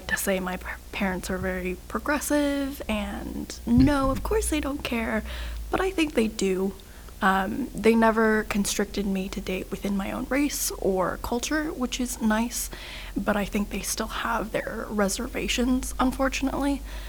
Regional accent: Dallas, Texas, United States; I grew up in Dallas.

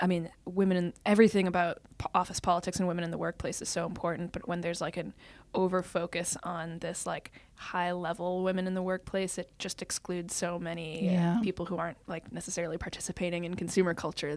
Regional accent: Bedford, New Hampshire, United States; I grew up in Bedford, New Hampshire.

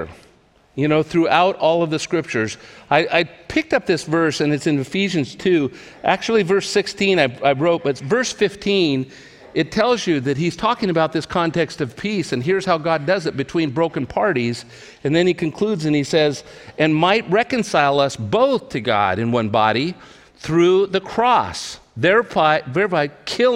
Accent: California, United States; also born or lived in Portland, Oregon; I grew up in California, never been away from home in my life

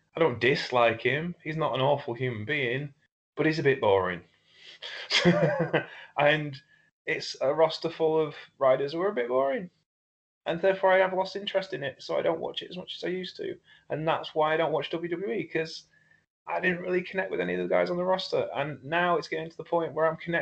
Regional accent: Lincolnshire, East Midlands, United Kingdom; I'm from Europe. I'm from Lincolnshire.

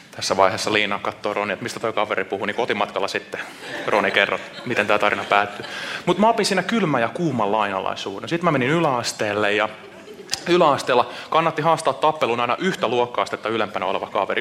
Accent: Seinäjoki, South Ostrobothnia, Finland; now in Vantaa, Finland; Mä oon Seinäjoelta kotoisin, mutta ollaan nyt puolitoista vuotta käyty täällä Suhessa

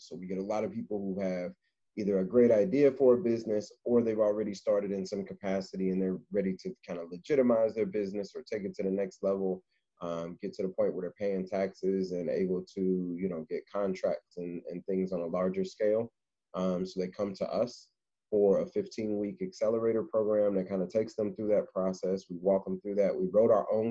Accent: Indianapolis, Indiana, United States; now in Cincinnati, United States; Born and raised in Indianapolis, Indiana, and currently living in Cincinnati, Ohio

